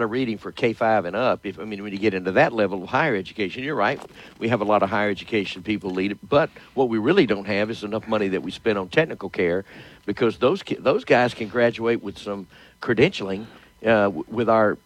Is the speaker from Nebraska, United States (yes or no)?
no; Shreveport, Louisiana, United States; born and raised in Shreveport.